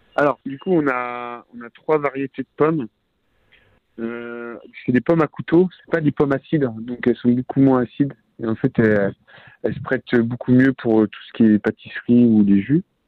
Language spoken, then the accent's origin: French; Rennes, Brittany, France; je suis de Bretagne. Euh, de Rennes exactement, à côté de Rennes, dans la campagne